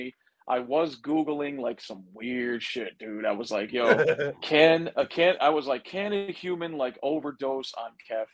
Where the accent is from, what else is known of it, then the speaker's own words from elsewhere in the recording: United States; I'm the American guy